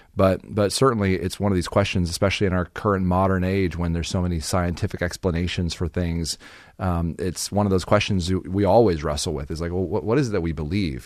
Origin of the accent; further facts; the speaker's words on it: Phoenix, Arizona, United States; I was, uh, born and raised in Phoenix, Arizona